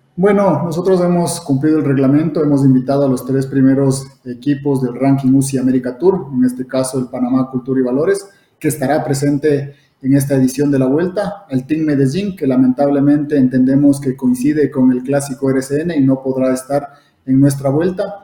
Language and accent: Spanish; Ecuador; nosotros aquí a nivel de Ecuador, como ecuatorianos